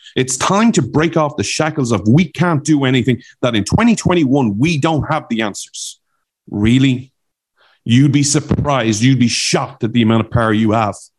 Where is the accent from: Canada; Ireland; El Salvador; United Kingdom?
Ireland; accent: Irish; now in United States; my Irish accent